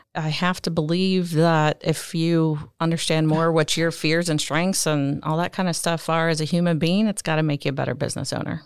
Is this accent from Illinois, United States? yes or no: yes; Illinois, United States; I grew up in Illinois, literally in the town that is half Cub fans, half